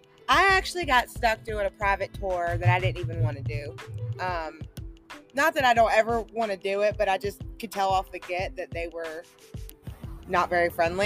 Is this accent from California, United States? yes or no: no; West Virginia, United States; I'm from West Virginia